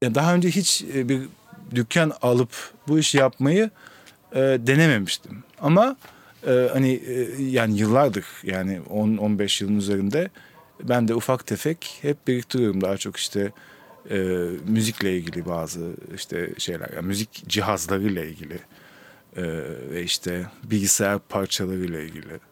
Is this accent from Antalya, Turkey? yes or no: no; Istanbul, Turkey; also born or lived in Germany; Kadıköy doğumluyum. Yani hep Kadıköy'de yaşadım.